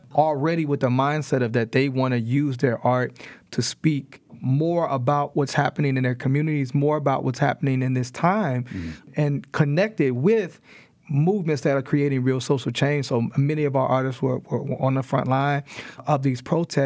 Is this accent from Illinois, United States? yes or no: yes; Chicago, Illinois, United States; also born or lived in Monrovia / Maryland; now in Pittsburgh, United States; And she raised me with Dr. King and Malcolm X and Assata Shakur and these folks. But I didn't really understand it in Chicago